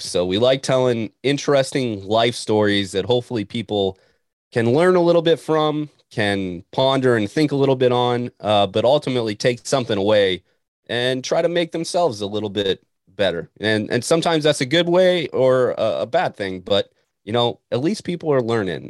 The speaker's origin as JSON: {"language": "English", "region": "Montana", "country": "United States", "tie": "born or raised there", "moved": "yes", "said": "a kid from Montana"}